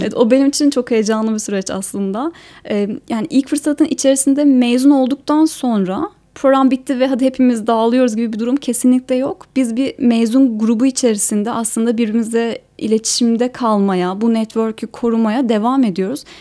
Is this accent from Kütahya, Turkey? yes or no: no; Ankara, Turkey; moved away as an adult; also born or lived in Eskişehir; Ben Ankara'da doğdum